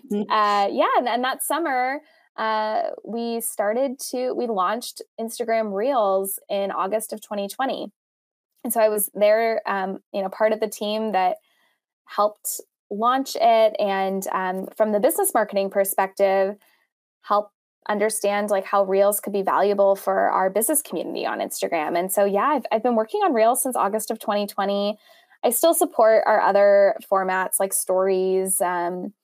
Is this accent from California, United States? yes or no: yes; Los Angeles, California, United States; also born or lived in Durham, North Carolina; And I am from Los Angeles originally, lived here most of my life